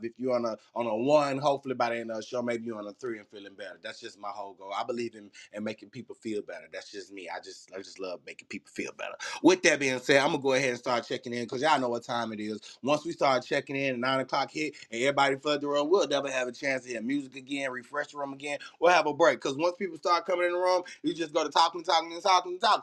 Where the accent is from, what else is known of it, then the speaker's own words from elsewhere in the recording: Birmingham, Alabama, United States; God plucked me up out the south of Birmingham, Alabama